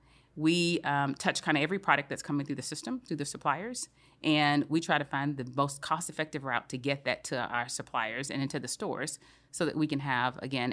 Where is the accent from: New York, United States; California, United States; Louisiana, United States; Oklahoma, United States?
Louisiana, United States; moved away as an adult; also born or lived in Milwaukee / Switzerland / London / Arkansas; I grew up in Louisiana.